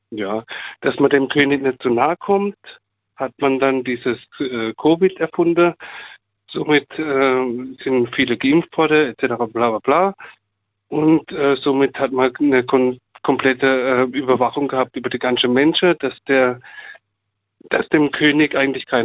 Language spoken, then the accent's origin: German; Munich, Bavaria, Germany; now in Baden-Baden, Germany; Nein, ich komme von, naja, ursprünglich aus München.